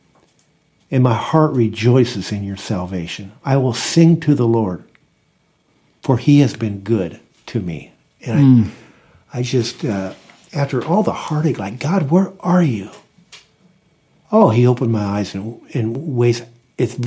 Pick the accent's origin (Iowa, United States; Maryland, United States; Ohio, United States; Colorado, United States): Iowa, United States; I'm an Iowa pig farmer